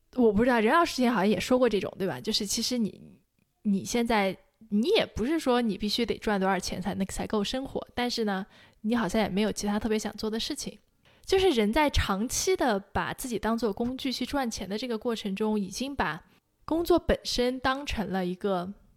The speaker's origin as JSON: {"language": "Chinese", "country": "China", "said": "在我成长环境中和，跟我一样受中国这种教育环境中的人"}